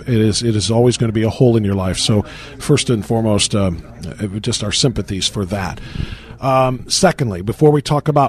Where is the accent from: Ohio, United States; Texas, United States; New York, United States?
Ohio, United States; Northeast; We're both from Northeast Ohio.